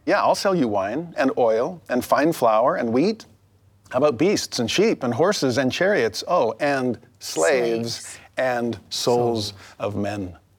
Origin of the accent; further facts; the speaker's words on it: Los Angeles, California, United States; I grew up in Los Angeles